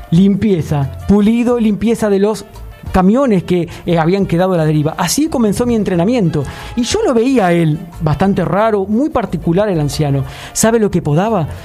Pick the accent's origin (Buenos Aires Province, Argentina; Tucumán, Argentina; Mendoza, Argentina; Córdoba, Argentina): Buenos Aires Province, Argentina; Lomas de Zamora; born there; Y, y nací, bueno, obviamente en el barrio de Lomas de Zamora, el barrio Santa Marta, justamente un barrio que está pegadito a Mundo Bailable